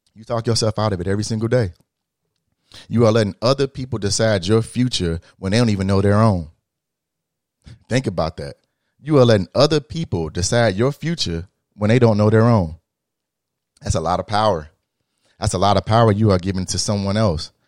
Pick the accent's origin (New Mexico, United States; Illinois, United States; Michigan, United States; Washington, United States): Illinois, United States; I'm from the Midwest, we from Illinois